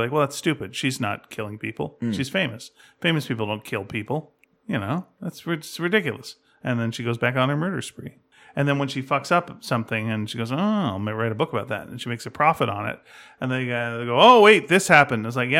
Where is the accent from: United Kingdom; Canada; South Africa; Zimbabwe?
Canada; You got to see all Canadian movies as a Canadian. We don't do a lot of them.